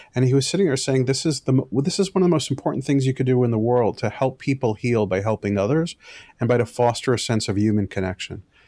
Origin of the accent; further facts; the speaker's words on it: New York City, New York, United States; also born or lived in Michigan; I was raised in an Orthodox Jewish community in, in Brooklyn, New York